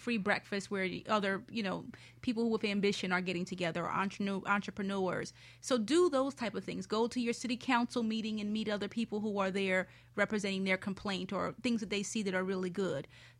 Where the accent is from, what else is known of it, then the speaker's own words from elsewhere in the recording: Philadelphia, Pennsylvania, United States; I grew up in Philadelphia